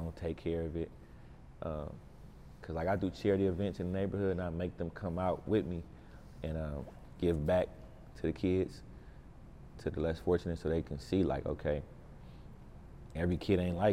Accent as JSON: {"language": "English", "town": "Oakland", "region": "California", "country": "United States", "tie": "born or raised there", "said": "an Oakland kid growing up"}